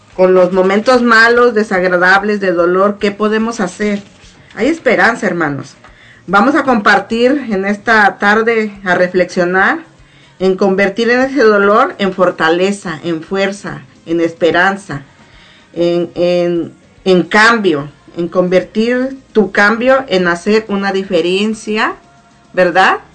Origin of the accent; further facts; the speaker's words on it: Zacatepec, Morelos, Mexico; also born or lived in Arcelia, Guerrero; now in Baton Rouge, United States; nací en Arcelia Guerrero, pero crecí en el estado de Morelos, específicamente en Zacatepec, Morelos